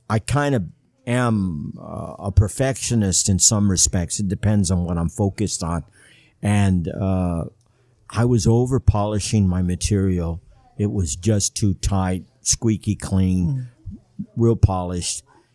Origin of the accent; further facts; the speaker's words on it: Los Angeles, California, United States; also born or lived in Mexicali; And I am originally from Los Angeles. I like to say that I moved more than the U-Haul movers.